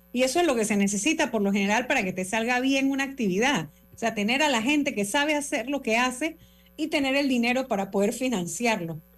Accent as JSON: {"language": "Spanish", "country": "Panama", "said": "somos los panameños"}